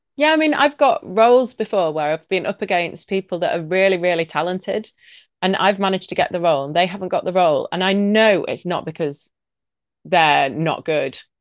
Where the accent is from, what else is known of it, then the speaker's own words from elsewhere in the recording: Leeds, Yorkshire and the Humber, United Kingdom; I'm from Leeds in the north of England